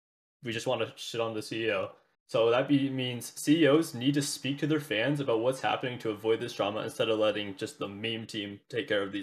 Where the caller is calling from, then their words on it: Ontario, Canada; I'm from Ontario, Canada.